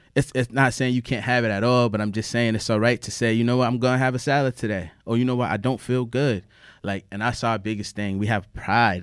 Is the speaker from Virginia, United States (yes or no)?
yes; Norfolk, Virginia, United States; also born or lived in New Haven, Connecticut; we moved from New Haven down to Norfolk, Virginia about wanna say ninety-three or ninety-four, I was three years old